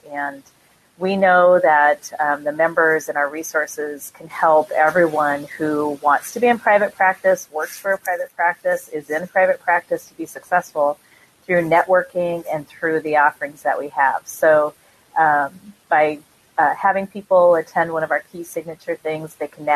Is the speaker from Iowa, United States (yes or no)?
yes; Iowa, United States; I am from Iowa.